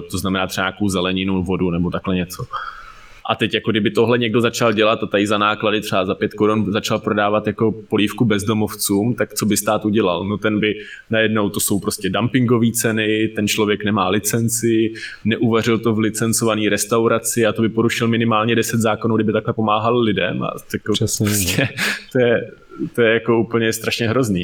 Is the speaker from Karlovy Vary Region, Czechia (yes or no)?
no; Ústí nad Labem, Ústí nad Labem Region, Czechia; já jsem teda vyrůstal v Ústí